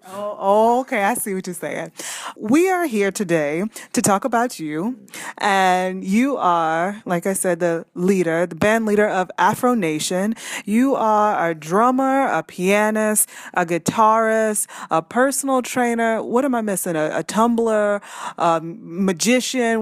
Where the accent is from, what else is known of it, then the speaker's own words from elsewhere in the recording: New Orleans, Louisiana, United States; moved away; my hometown, my other hometown, New Orleans